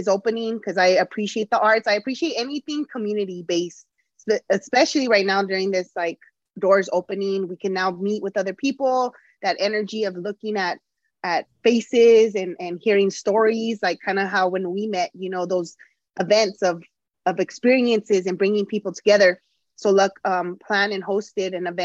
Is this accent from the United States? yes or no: yes; Tucson, Arizona, United States; also born or lived in Los Angeles; Now here back in Tucson, back in my hometown